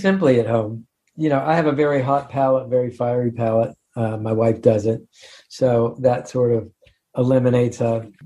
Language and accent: English; Baltimore, Maryland, United States; moved away; also born or lived in Massachusetts; I grew up in Baltimore